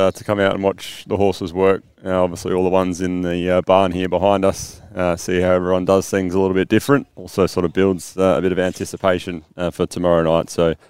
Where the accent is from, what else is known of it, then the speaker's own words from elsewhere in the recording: South Australia, Australia; myself and Aaron being South Australian.